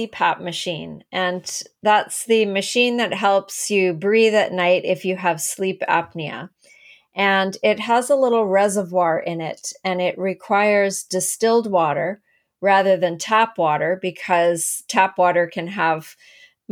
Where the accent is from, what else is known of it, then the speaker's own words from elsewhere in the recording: Canada; also born or lived in Langley, British Columbia; I'm from Canada.